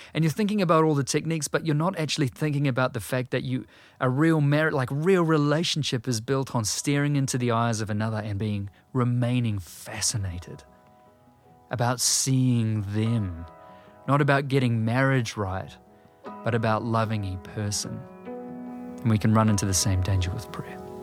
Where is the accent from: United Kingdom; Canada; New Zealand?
New Zealand